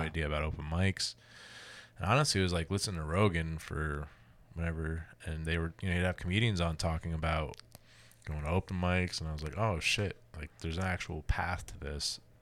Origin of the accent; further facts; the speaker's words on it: New Jersey, United States; moved away as an adult; also born or lived in Columbus, Ohio; I grew up in New Jersey, so we had Rutgers